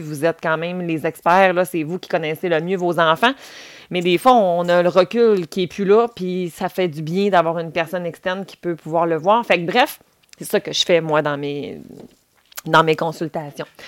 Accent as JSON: {"language": "French", "region": "Quebec", "country": "Canada", "said": "si vous commencez déjà à l'entendre, je viens aussi du Saguenay-Lac-Saint-Jean"}